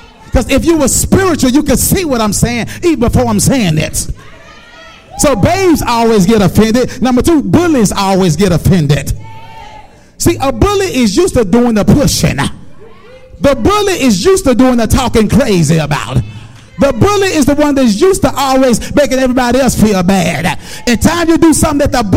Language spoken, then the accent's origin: English; Memphis, Tennessee, United States; I grew up in Orange Mound